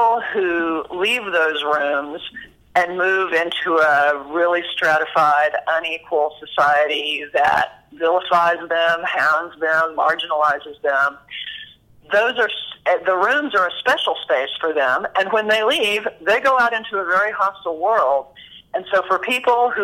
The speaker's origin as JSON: {"language": "English", "town": "Dallas", "region": "Texas", "country": "United States", "said": "I'm from Dallas"}